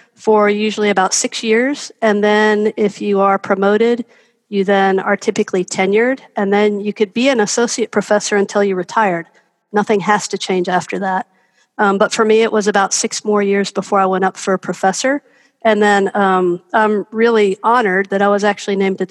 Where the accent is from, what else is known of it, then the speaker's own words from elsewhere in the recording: Knoxville, Tennessee, United States; also born or lived in North Carolina; now in Greensboro, United States; I'm actually from Knoxville, Tennessee, right next door, but I've spent a lot of time in North Carolina